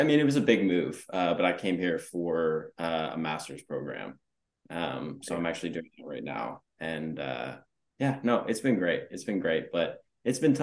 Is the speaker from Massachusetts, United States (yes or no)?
no; Annapolis, Maryland, United States; moved away as an adult; also born or lived in Los Angeles / Texas; I was born and raised in Annapolis